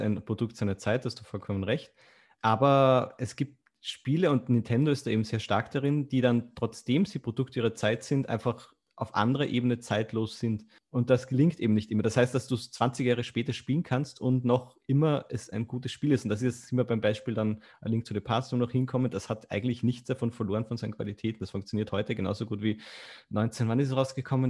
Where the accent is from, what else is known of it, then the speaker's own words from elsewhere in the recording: Austria; moved away as an adult; also born or lived in Vienna; now in Germany; ich bin ja aus Österreich, man hört es vielleicht